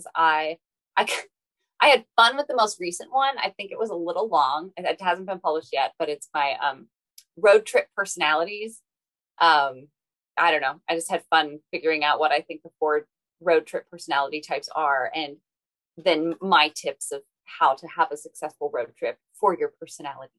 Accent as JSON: {"language": "English", "town": "Cincinnati", "region": "Ohio", "country": "United States", "tie": "born or raised there", "also_born_or_lived": "Boston", "said": "I grew up in Cincinnati and then went away for college, lived in Boston for a few years"}